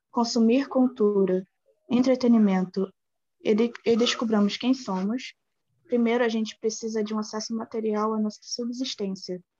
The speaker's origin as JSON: {"language": "Portuguese", "area": "Baixada Fluminense", "region": "Rio de Janeiro", "country": "Brazil", "said": "eu tenho 22 anos, hum. sou da Baixada Fluminense"}